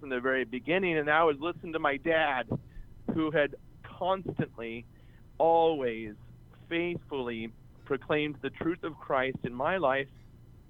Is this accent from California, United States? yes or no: yes; California, United States; I grew up in California. I'm now a pastor of a parish here in Sacramento, California